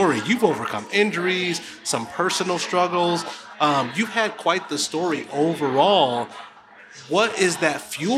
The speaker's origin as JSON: {"language": "English", "town": "Buffalo", "region": "New York", "country": "United States", "moved": "yes", "lives_now": "Texas, United States", "said": "I'm from Buffalo, New York"}